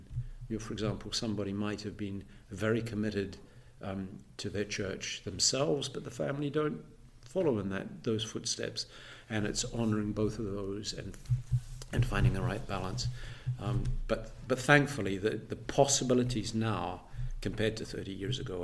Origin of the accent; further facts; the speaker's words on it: New Zealand; moved away as an adult; now in Edinburgh, United Kingdom; I'm actually a Kiwi, born in New Zealand, married a Fifer, and settled here in Edinburgh.